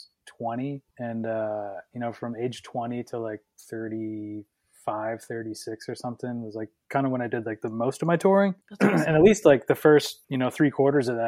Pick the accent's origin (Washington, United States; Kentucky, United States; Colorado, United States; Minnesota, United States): Minnesota, United States; moved away as an adult; also born or lived in Florida / New Jersey / New York; now in Nashville, United States; I was born in Minnesota in 1982, long ass time ago. I moved to Florida in 2002